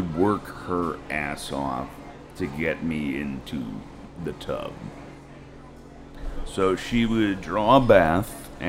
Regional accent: Connecticut, United States; moved away as an adult; also born or lived in Yonkers, New York / Poughkeepsie, New York / Manhattan, New York; now in Austin, United States; I was born in Yonkers. I went to high school in Connecticut. Went to college upstate in Poughkeepsie, moved back to Manhattan after graduation.

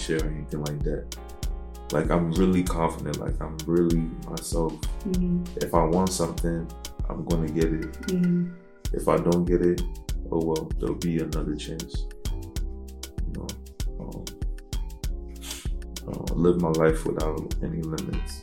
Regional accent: United States; I grew up in the States

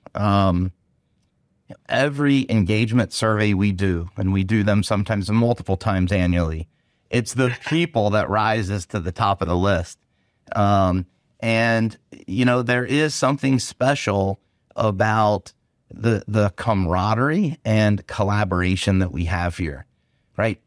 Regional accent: Gettysburg, Pennsylvania, United States; I grew I grew up in Gettysburg.

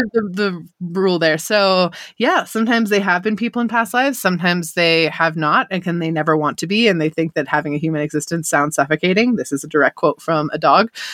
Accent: United States; I was born and raised in Lake Tahoe. I'm here still.

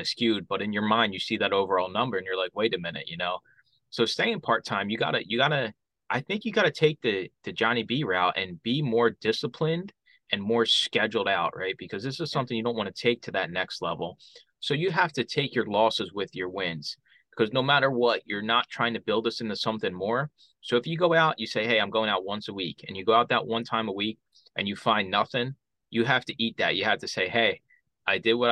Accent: Philadelphia, Pennsylvania, United States; Growing up in Philadelphia

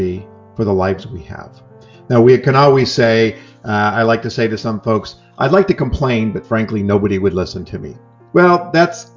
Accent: New York, United States; moved away as an adult; now in California, United States; I'm from New York and I came to California

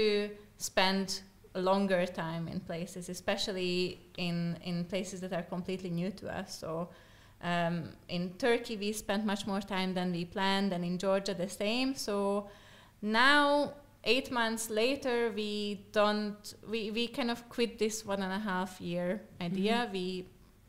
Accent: Slovakia; first language Slovak; English is a second language; I'm from Slovakia

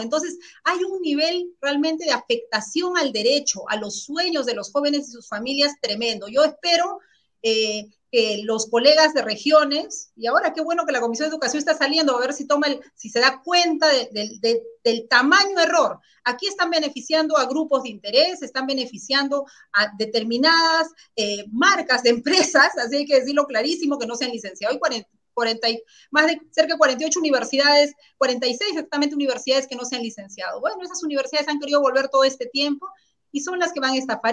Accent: Carabayllo, Lima, Peru; also born or lived in Ancash; yo vengo de Caraballo

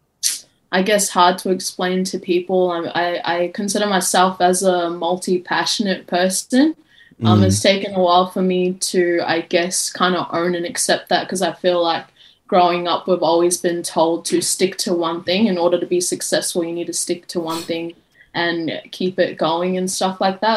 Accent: Brisbane, Queensland, Australia; I'm from Brisbane, Australia

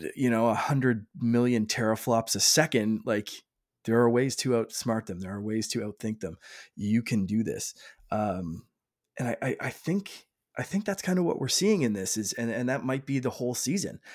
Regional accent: Canada; I'm Canadian

